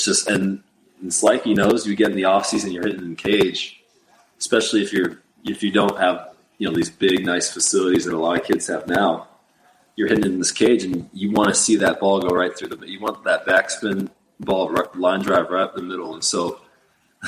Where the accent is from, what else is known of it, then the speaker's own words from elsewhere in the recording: Portland, Oregon, United States; Where we grew up in Portland, Oregon